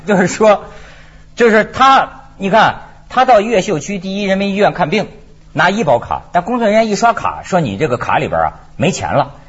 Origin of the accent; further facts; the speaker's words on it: China; moved away as an adult; now in Hong Kong; 像我们在大陆长大的人